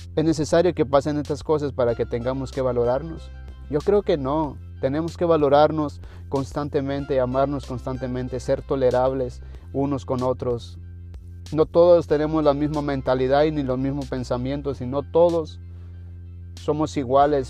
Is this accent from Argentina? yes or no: no; Mexico; moved away; Yo vengo de México